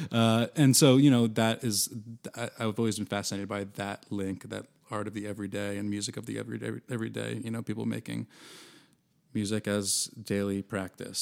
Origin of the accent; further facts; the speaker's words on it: rural Massachusetts outside Boston, United States; moved away as an adult; also born or lived in Philadelphia; now in Chapel Hill, United States; We grew up in rural Massachusetts outside Boston